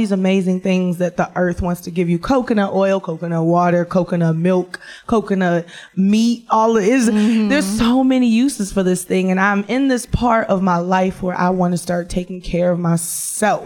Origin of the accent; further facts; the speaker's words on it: Detroit, Michigan, United States; I'm fat, I'm black, I'm from Detroit